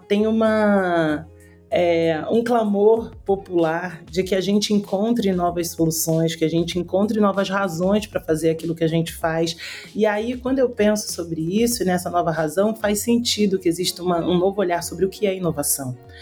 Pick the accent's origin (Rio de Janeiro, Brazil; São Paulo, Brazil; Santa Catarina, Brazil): Rio de Janeiro, Brazil; Eu sou carioca, tô falando do Rio, por sinal. É, sou nascida e criada aqui na comunidade da Rocinha